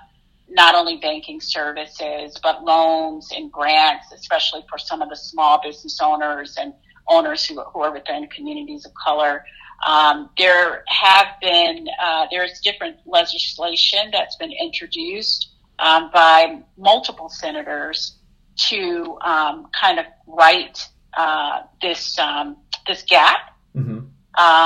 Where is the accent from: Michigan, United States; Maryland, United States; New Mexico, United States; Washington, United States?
Michigan, United States; Detroit; moved away; I hail from Detroit, Michigan